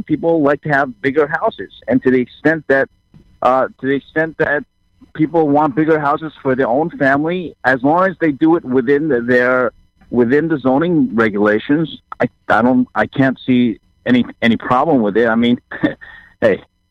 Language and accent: English; New York City, New York, United States; born or raised there; also born or lived in Taiwan / Flushing, Queens